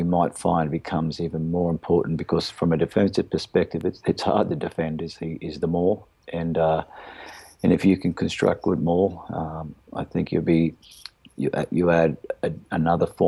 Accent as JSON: {"language": "English", "country": "Australia", "said": "being an Aussie"}